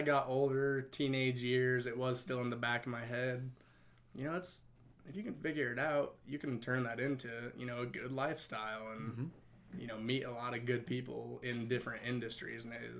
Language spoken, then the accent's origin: English; Westminster, Colorado, United States; born and raised in the Denver area. Okay. Grew up in Westminster.